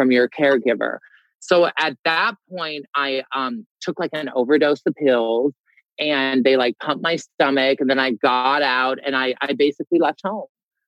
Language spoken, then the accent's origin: English; Des Moines, Iowa, United States; I grew up in Des Moines, Iowa, one of four boys originally.